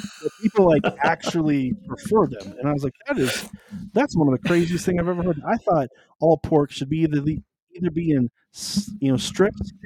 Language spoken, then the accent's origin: English; Southwest, United States; now in Colorado, United States; I come from the Southwest